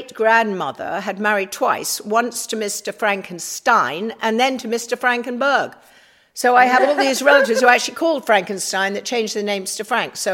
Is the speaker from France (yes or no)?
no; England, United Kingdom; moved away as an adult; now in United States; I've been in America longer now than I have in England